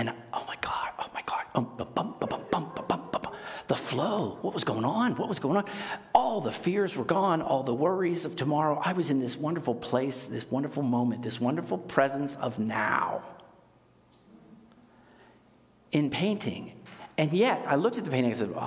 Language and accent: English; Pittsburgh, Pennsylvania, United States; I grew up in Pittsburgh